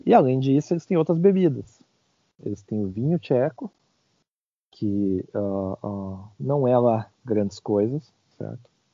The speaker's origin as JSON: {"language": "Portuguese", "country": "Brazil", "moved": "yes", "said": "sou brasileiro"}